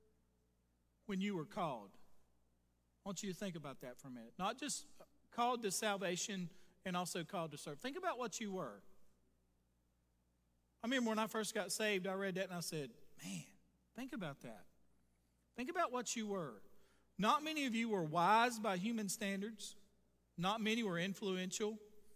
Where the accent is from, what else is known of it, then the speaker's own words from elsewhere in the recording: Vashti, Texas, United States; I grew up around Vashti at times